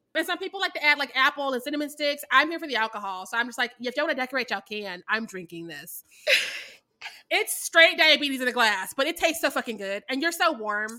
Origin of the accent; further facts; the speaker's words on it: Midwest, United States; I'm from the Midwest